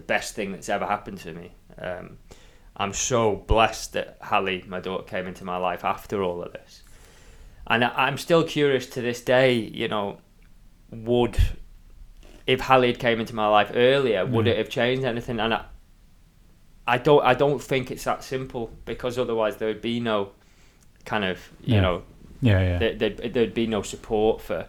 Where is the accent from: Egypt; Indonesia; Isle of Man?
Isle of Man; growing up on the Isle of Man